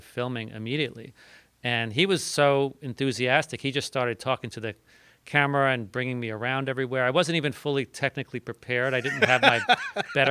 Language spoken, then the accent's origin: English; Long Island, New York City, United States; moved away as an adult; now in Midwest, United States; I grew up on Long Island mm-hmm. and in New York City